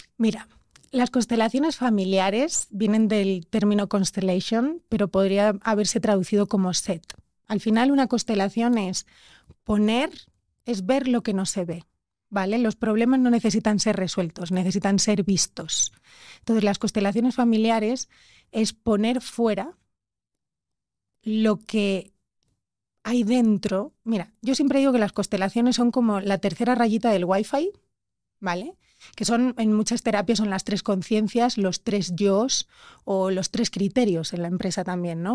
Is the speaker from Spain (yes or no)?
yes; Spain; soy española